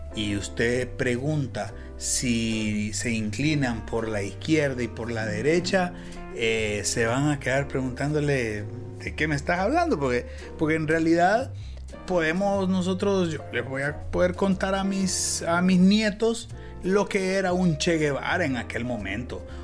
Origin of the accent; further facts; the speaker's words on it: Honduras; nosotros los hondureños